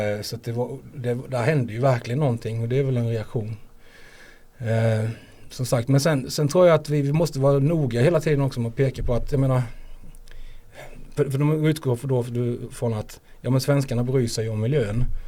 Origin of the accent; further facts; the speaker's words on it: Småland, Sweden; now in Skåne, Sweden; det är hemma i Småland